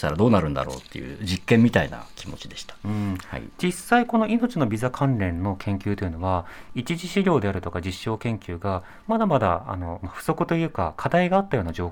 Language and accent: Japanese; Ninohe, Iwate, Japan; 岩手県の二戸市というと一番北のとこ